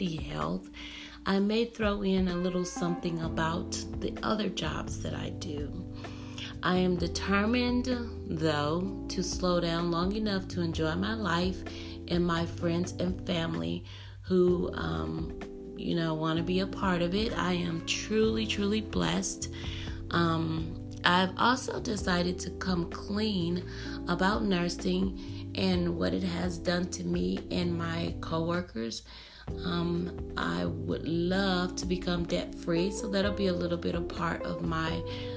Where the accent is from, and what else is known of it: United States